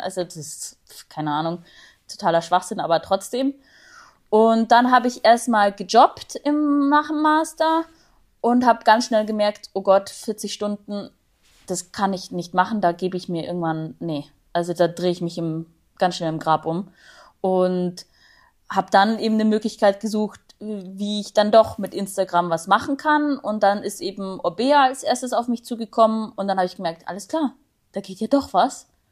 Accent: Augsburg, Bavaria, Germany; ich komme aus Augsburg

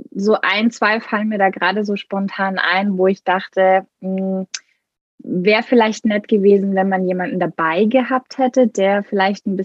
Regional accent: Baden-Württemberg, Germany; Ich komme aus der Nähe von Stuttgart

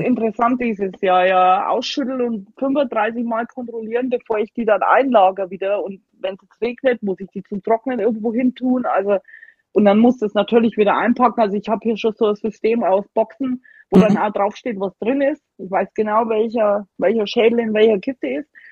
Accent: Germany; moved away as an adult; also born or lived in Alaska; now in Alabama, United States; dass man manchmal als Deutscher so richtig so muckelig ist

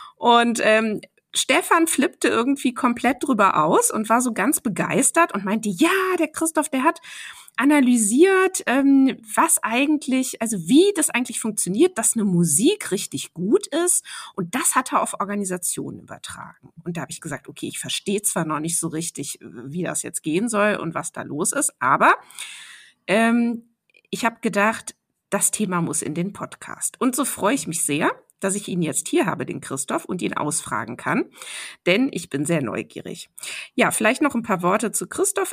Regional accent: Cologne, North Rhine-Westphalia, Germany; ich bin ja in Köln groß geworden

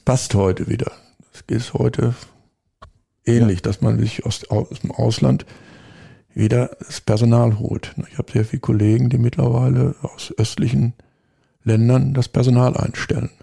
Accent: Lemgo, North Rhine-Westphalia, Germany; moved away as an adult; also born or lived in Switzerland / Black Forest; now in Bad Sassendorf, Germany; Wir kommen beide aus Lemgo, Lippe

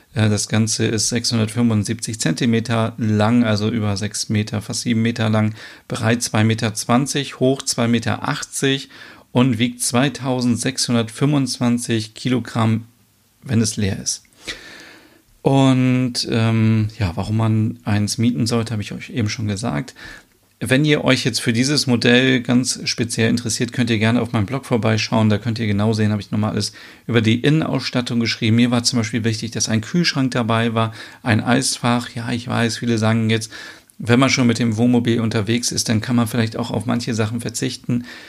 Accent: Germany; bei uns in Deutschland

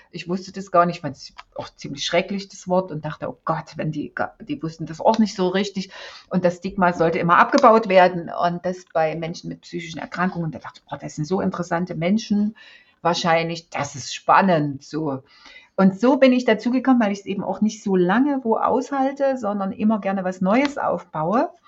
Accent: East Germany, Germany; Ich bin in der DDR aufgewachsen. Meine ersten 30 Jahre habe ich in der DDR verbracht.

